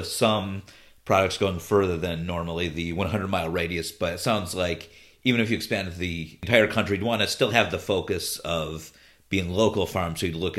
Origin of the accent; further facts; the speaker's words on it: Cleveland, Ohio, United States; moved away as an adult; now in Los Angeles, United States; I do live in Los Angeles now. I lived here for about a little over 20 years, but I am originally from the Midwest. I'm a Clevelander, lived there about the first 22 years of my life.